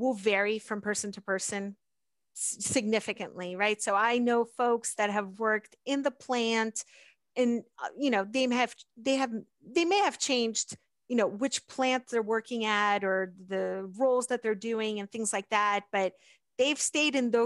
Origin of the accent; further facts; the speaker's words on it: Pittsburgh, Pennsylvania, United States; also born or lived in South America; I grew up in the Pittsburgh area